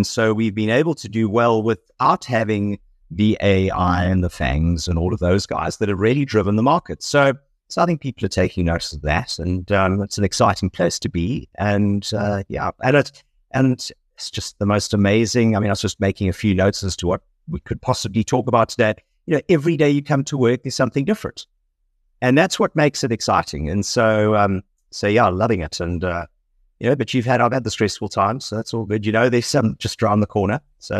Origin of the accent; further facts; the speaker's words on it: South Africa; moved away; so very much South African